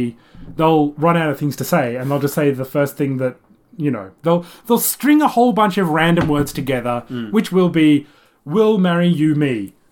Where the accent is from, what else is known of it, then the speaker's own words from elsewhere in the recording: Sydney, New South Wales, Australia; also born or lived in Japan; when I was going to school in Sydney, when my primary school there